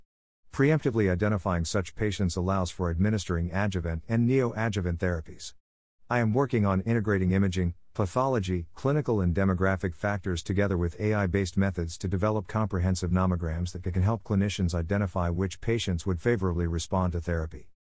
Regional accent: India; Growing up in India, I realized that there is a significant shortage of clinicians per capita

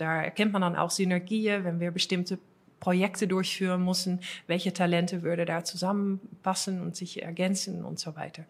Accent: Netherlands; accent: Dutch; German is a second language; moved away as an adult; now in Germany; holländisches Akzent. Also ich, bin, ich, bin, Holländerin

